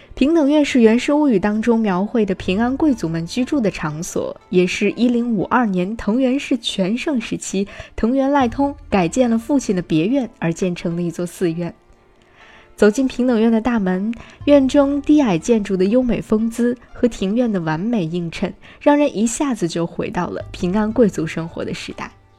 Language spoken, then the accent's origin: Chinese; China; 我们中国人